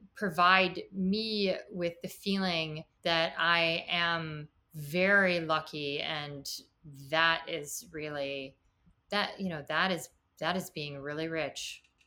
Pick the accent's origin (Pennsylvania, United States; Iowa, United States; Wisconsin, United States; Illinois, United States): Illinois, United States; Chicago; moved away; also born or lived in Washington, D.C. area; I'm from Chicago